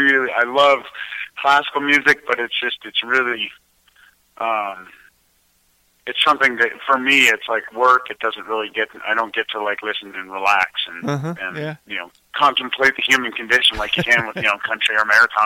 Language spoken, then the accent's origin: English; Colorado, United States; born or raised there; also born or lived in New Jersey